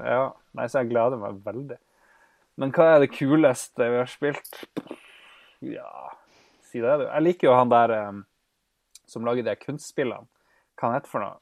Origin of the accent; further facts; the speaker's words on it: Norway; som nordmann